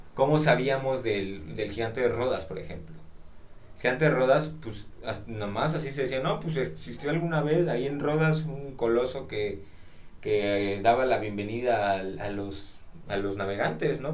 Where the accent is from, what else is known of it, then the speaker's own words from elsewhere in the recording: Xalapa, Veracruz, Mexico; nací aquí en Jalapa